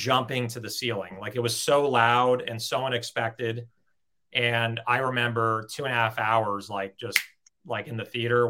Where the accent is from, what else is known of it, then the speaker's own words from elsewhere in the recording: Los Angeles, California, United States; I grew up in Los Angeles, and I still live in Los Angeles.